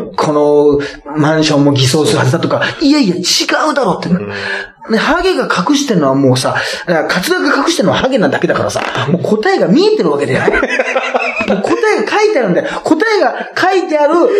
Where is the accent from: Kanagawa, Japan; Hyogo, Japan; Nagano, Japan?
Hyogo, Japan; Toyooka; moved away; うちの地元のね、木崎温泉